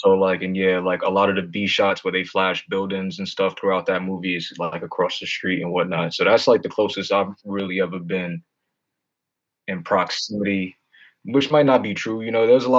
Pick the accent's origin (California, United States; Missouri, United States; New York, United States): New York, United States; New York City; growing up in Harlem